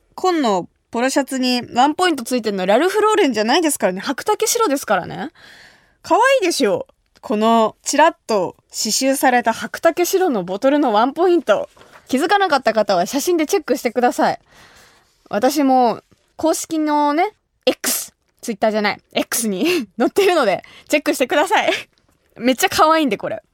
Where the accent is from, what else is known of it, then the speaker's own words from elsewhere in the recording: Kumamoto, Japan; 私が生まれ育った熊本